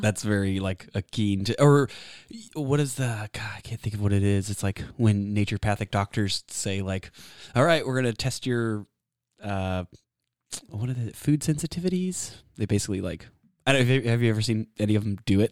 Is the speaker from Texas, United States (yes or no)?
yes; Texas, United States; also born or lived in Washington State; I was born and raised in Texas